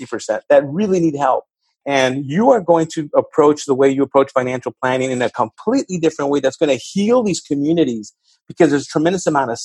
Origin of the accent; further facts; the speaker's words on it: Los Angeles, California, United States; where I grew up in East LA, there's 2 high schools.